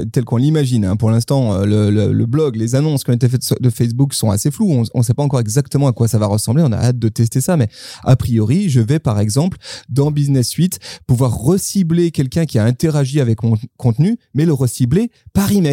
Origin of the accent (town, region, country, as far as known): France